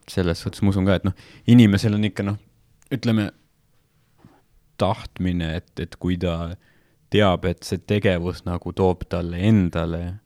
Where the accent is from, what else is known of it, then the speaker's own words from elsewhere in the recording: Estonia; Eestis vaata, me oleme, me tulime Nõukogude Liidust